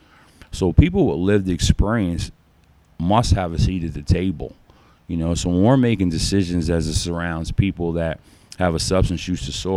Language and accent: English; Schuylkill County, Pennsylvania, United States; This is a small county. You know, we live in a small county.